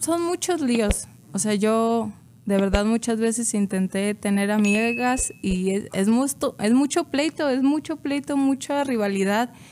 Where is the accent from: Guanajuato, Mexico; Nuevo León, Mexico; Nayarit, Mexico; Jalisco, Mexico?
Guanajuato, Mexico; Salamanca; moved away; allá de donde soy, pues solo está la refinería